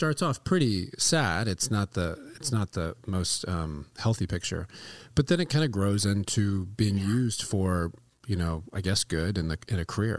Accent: the South, United States; I grew up in the South

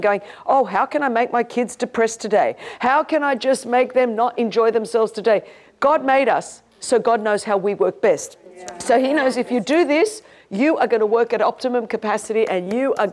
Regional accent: Sydney, New South Wales, Australia; I grew up in Sydney, Australia, one of the most beautiful cities

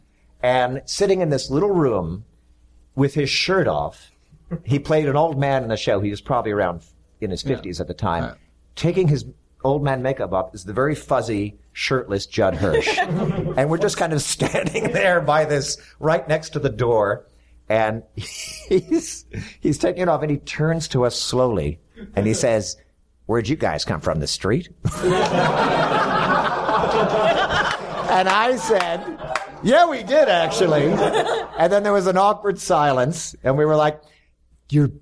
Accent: New Jersey, United States; moved away; I was from New Jersey

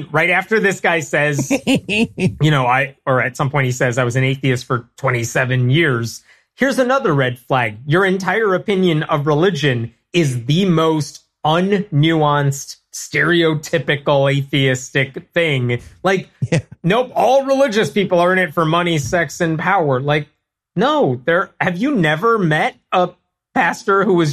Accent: Chicago, Illinois, United States; I'm from Chicago

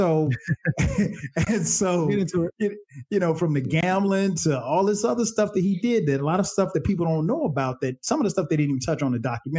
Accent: South Carolina, United States; because I grew up in South Carolina, you know, there was no basketball team there.

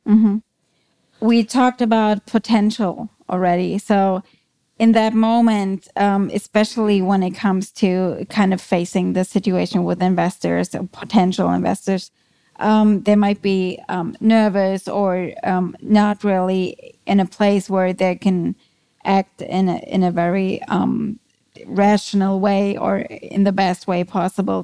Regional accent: Germany; English is a second language; moved away as an adult; also born or lived in New York City, United States; now in Vienna, Austria; I am German. As you might be able to hear, I live in Vienna. I moved there from the Big Apple, so from New York City, where I spent the last eight years

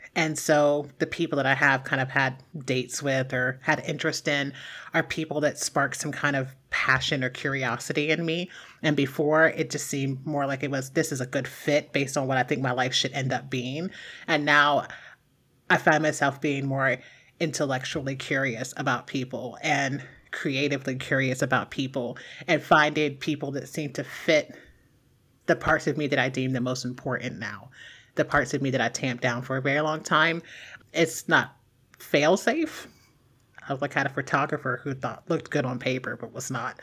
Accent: Mahoning River area, Ohio, United States; moved away as an adult; in my hometown, um, there is a bridge that's, like, this intersection of three roads.

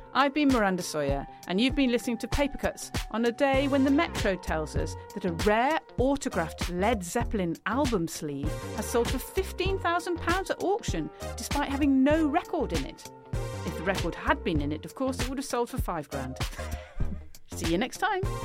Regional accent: United Kingdom; speaking as a British person

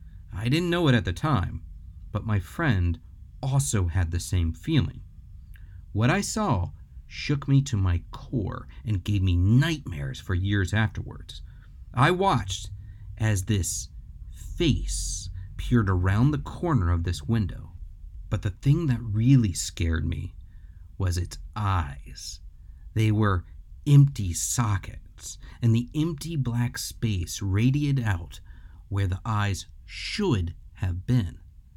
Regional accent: Detroit, Michigan, United States; Growing up in Detroit, I lived right next door to this beautiful church.

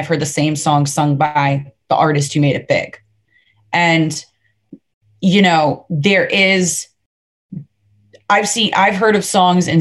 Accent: Fort Lauderdale, Florida, United States; I'm from Fort Lauderdale. You know what I mean? So it's not like I grew up in what people would describe as a stereotypical or a typical country lifestyle.

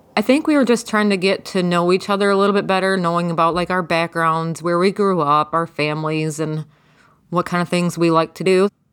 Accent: Jackson, Michigan, United States; I am from Jackson, Michigan.

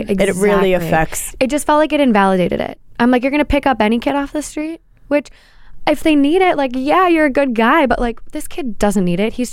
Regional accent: New York City, New York, United States; I don't know if it's because I'm from Brooklyn

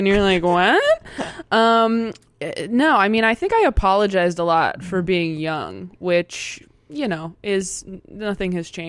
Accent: Temecula, California, United States; I grew up in Temecula.

